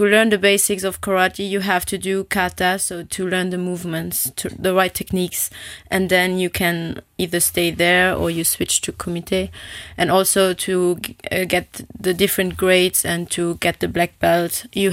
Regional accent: south of Luxembourg, Luxembourg; I grew up in the south of Luxembourg. I'm born and raised here in Luxembourg, and I grew up in Bocharach

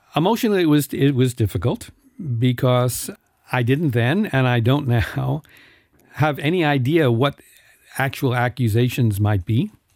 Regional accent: New York, United States; moved away as an adult; now in Luxembourg; I come from New York

